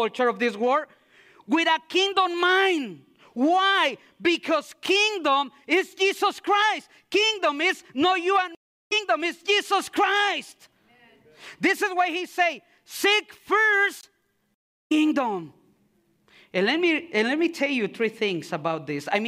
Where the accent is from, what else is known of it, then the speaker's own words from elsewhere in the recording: Mexico City, Mexico; moved away; I'm from Mexico. Okay, I'm from Mexico City.